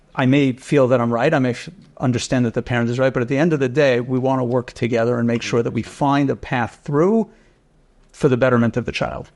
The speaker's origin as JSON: {"language": "English", "town": "New York City", "region": "New York", "country": "United States", "tie": "born or raised there", "also_born_or_lived": "Rochester / Vancouver", "moved": "as an adult", "said": "I grew up right here in Keegan Hills"}